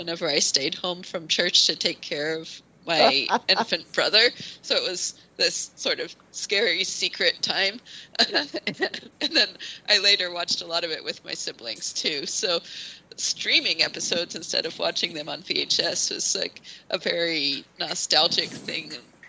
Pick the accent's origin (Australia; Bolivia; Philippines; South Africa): Bolivia; I was growing up in Bolivia